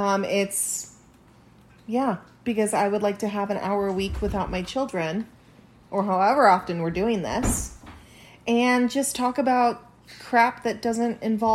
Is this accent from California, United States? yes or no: no; Washington, United States; moved away; I am originally from Washington State, and it's like the birthplace of Costco.